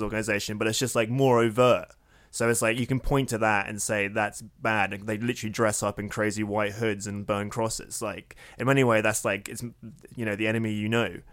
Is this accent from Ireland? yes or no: no; United States; accent: American; my American accent